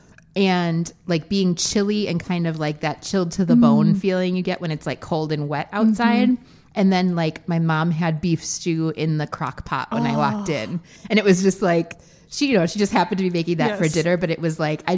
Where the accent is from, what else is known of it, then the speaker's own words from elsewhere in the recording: Wisconsin, United States; I grew up in Wisconsin, where we get a true fall